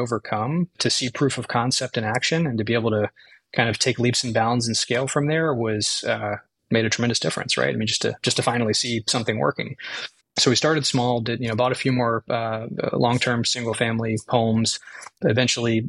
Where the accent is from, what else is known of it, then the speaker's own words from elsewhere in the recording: Tampa, Florida, United States; moved away as an adult; also born or lived in Eastern North Carolina; now in North Carolina, United States; we're in Madeira Beach, Florida, which is the Gulf Coast near Tampa, where I grew up.